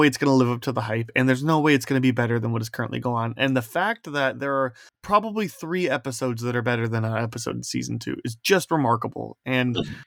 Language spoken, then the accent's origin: English; near Chicago, Indiana, United States; now in Iowa, United States; I lived 30 minutes from downtown and where I grew up, but just in Indiana